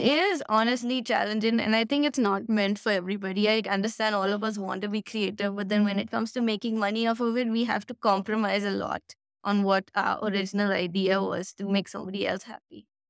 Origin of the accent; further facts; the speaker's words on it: Delhi, India; now in Goa, India; I was born there, and my brother, we were born there, we studied there